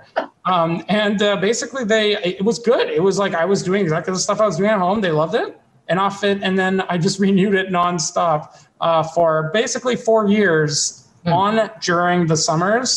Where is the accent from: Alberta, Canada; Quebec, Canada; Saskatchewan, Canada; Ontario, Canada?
Ontario, Canada; Ottawa; moved away as an adult; now in United States; I am from Ottawa, Canada, where like I grew up.